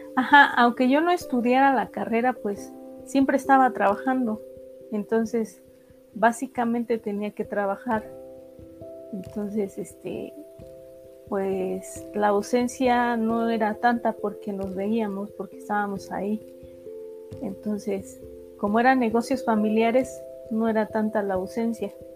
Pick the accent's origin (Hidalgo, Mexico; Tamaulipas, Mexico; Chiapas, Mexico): Hidalgo, Mexico; Ixmiquilpan; nací en Ixmiquilpan, Hidalgo.